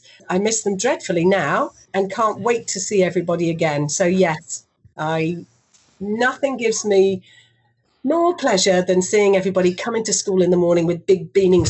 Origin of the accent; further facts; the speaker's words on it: Singapore; because I grew up in Singapore and I went to an international school from the age of 9 all the way through to 18.